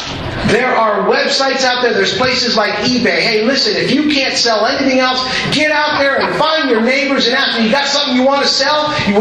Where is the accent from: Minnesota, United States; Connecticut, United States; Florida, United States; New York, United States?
Minnesota, United States; and it's funny because, you know, we're from Minnesota.